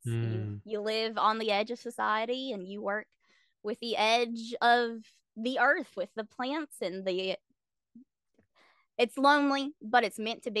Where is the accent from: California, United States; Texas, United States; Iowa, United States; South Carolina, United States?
South Carolina, United States; So I grew up in South Carolina because my dad was in the military.